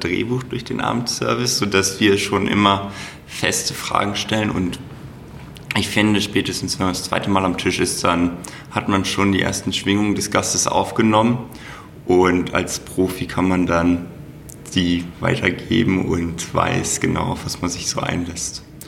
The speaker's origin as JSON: {"language": "German", "town": "Hanover", "region": "Lower Saxony", "country": "Germany", "tie": "born or raised there", "also_born_or_lived": "Black Forest", "moved": "as an adult", "lives_now": "Franconia, Germany", "said": "Ich bin gebürtiger Hannoveraner"}